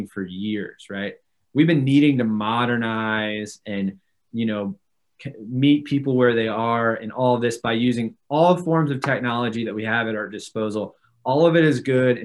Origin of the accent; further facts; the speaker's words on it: Newport News, Virginia, United States; moved away as an adult; also born or lived in Atlanta, Georgia; now in St. Louis, United States; born and raised in Newport News, Virginia, near Virginia Beach on the coast